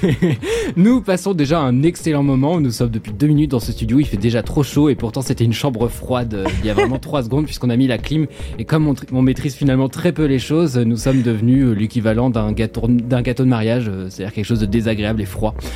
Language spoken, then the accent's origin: French; Normandy, France; je suis normand et j'utilise clencher comme un verbe.